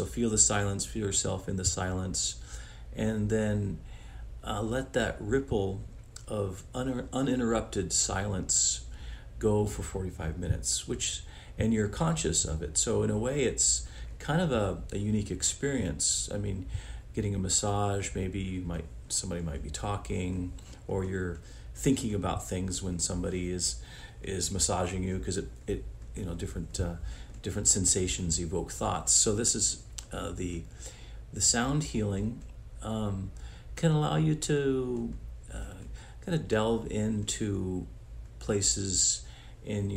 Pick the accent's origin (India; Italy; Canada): Italy; now in United States; I'm originally from Italy, but been in the United States for a long time